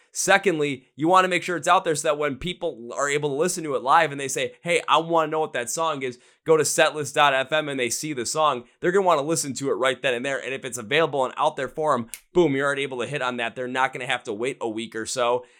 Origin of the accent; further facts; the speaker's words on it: Wisconsin, United States; I'm from Wisconsin myself